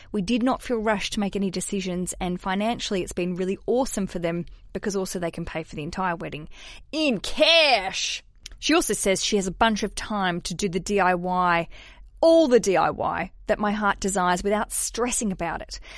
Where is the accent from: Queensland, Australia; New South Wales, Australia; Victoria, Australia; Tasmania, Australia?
Tasmania, Australia; Hobart; I grew up in Tasmania. I grew up in Hobart in Australia